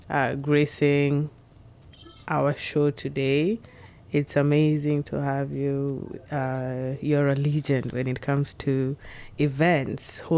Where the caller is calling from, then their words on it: Seattle, Washington, United States; This is …. I'm speaking from Seattle.